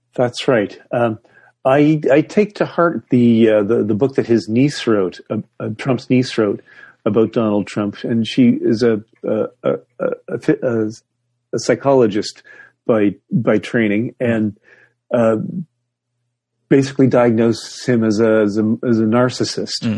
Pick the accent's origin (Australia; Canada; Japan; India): Canada; Toronto and Ottawa, Ontario; moved away; Toronto and Ottawa, those are my hometown. That's, that's, that's where I grew up.